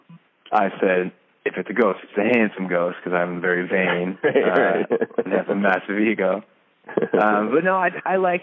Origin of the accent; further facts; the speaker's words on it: suburbs surrounding Boston, Massachusetts, United States; also born or lived in New York; I grew up in kind of suburbs surrounding Boston